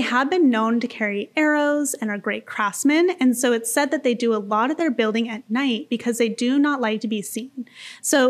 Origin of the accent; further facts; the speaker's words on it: Maui, Hawaii, United States; moved away; we're from Maui